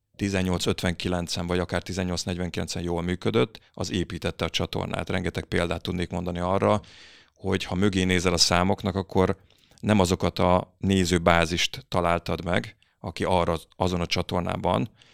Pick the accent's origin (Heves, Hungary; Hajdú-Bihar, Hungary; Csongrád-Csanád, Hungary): Hajdú-Bihar, Hungary; Berettyóújfalu; moved away as an adult; now in Budapest, Hungary; én Debrecen mellett Beretyújfolból származom